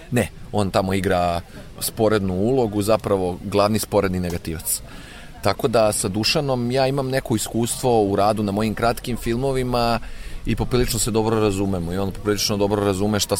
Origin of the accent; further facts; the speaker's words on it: Inđija, Vojvodina, Serbia; u mestu u kom sam rođen i odrastao u Indiji